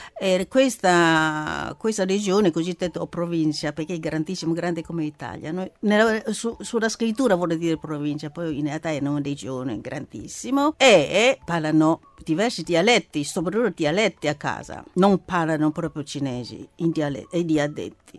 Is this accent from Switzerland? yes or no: no; China; Italian is a second language; now in Italy; io intendo come, come cinese